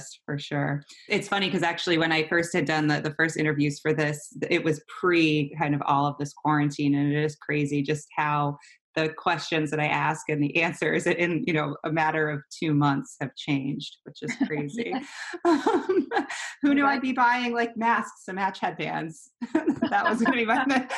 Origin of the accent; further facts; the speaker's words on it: Texas, United States; moved away; I'm from Texas originally